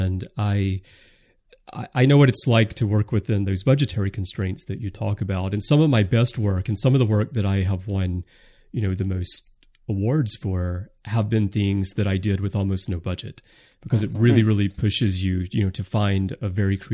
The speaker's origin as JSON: {"language": "English", "region": "Alabama", "country": "United States", "said": "I'm from Alabama"}